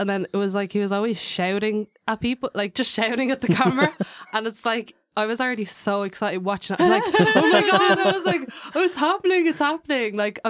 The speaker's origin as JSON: {"language": "English", "region": "London", "country": "United Kingdom", "tie": "born there", "said": "Cause like I was born in London in Wood Green."}